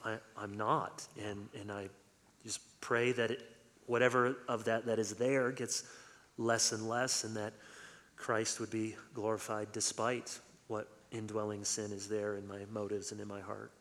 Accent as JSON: {"language": "English", "country": "United States", "also_born_or_lived": "East Lansing, Michigan", "said": "I'm just giving you my opinion as an American citizen"}